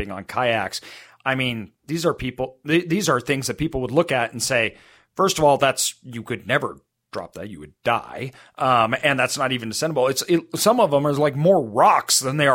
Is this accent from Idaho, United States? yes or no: yes; Idaho, United States; I grew up in Idaho